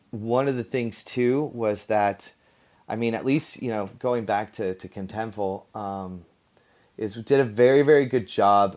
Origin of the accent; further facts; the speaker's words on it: Mountain View, California, United States; I'm from Mountain View, California